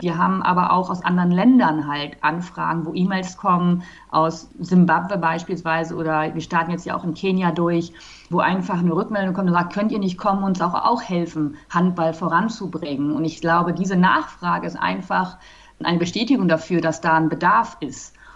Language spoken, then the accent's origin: German; Germany; now in Cape Town, South Africa; Also ich selber bin ja aus Deutschland, ich wohne in Kapstadt